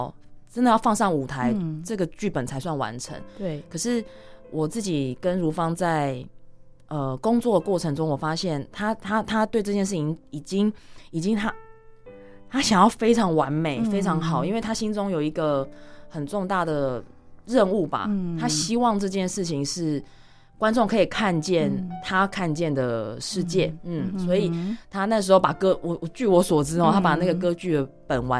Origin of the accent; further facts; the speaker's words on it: Chiayi, Chiayi City, Taiwan; moved away as an adult; 我自己是嘉义小孩，然后我就在嘉义市长大